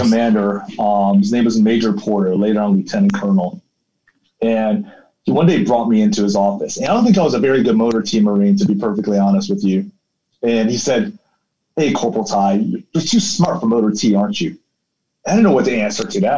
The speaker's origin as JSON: {"language": "English", "country": "South Africa", "tie": "born or raised there", "also_born_or_lived": "Taiwan", "moved": "yes", "said": "I grew up in South Africa"}